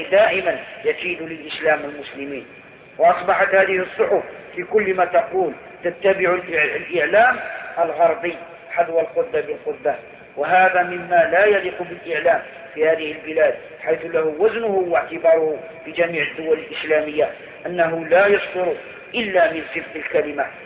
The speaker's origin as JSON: {"language": "Arabic", "country": "Algeria", "said": "بعد أن انتهينا من رحلة الحج المباركة ونزلنا أرض بلادنا الجزائر وقد رأينا عن قرب سوء الحال وما ألت إليه أوضاع المسلمين في الجزائر"}